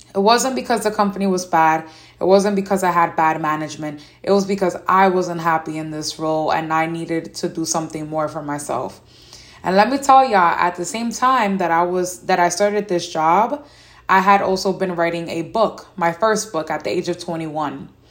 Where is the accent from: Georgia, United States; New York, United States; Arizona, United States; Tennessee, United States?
New York, United States; New York City; As a young lady growing up in New York City and still living here